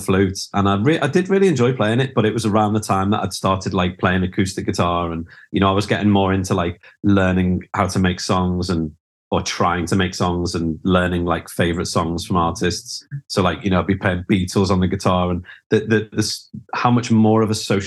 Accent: Liverpool, North West England, United Kingdom; moved away as an adult; also born or lived in London; I grew up in Liverpool

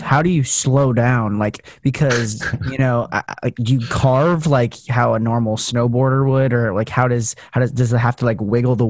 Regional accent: Las Vegas, Nevada, United States; moved away as an adult; now in Portland, United States; I live in the, I'm from Vegas, so a lot of sunlight. And then I go to college up in Pacific Northwest in Portland.

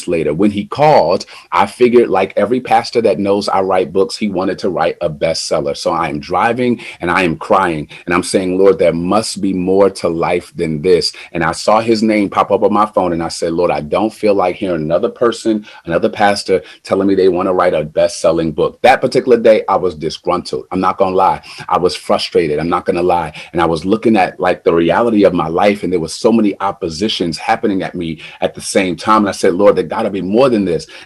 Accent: New Jersey, United States; moved away as an adult; I've never lived in the Midwest. I'm from New Jersey

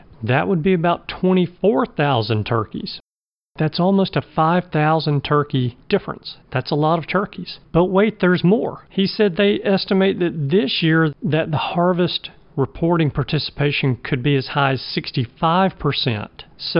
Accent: Alabama, United States; you guys know this is my home state.

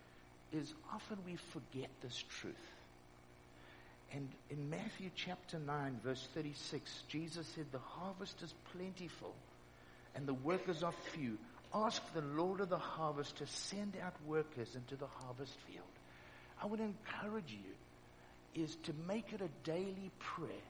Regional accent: Cape Town, Western Cape, South Africa; I'm from Cape Town

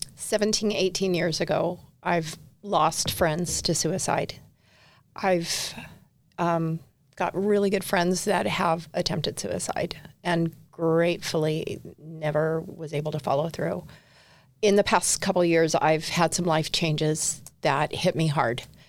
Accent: Southern California, United States; moved away as an adult; now in Utah, United States; I grew up in Southern California, basically all around Southern California. Um, moved to Utah five years ago

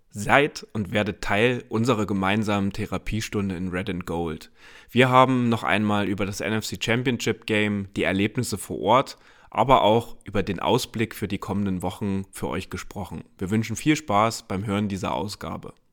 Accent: Germany; dass ich aus Deutschland extra für dieses Spiel eingereist bin

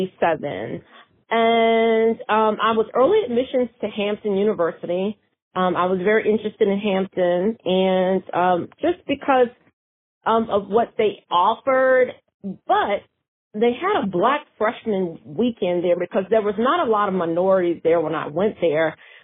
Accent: Tokyo, Japan; born there; also born or lived in Germany; I was born in Tokyo, Japan, and my dad was in the Air Force, and I was born at Tachikawa Air Base, Tokyo, Japan. And then we moved, and we were stationed in Germany, at Frankfurt, Germany, my mom and my dad.

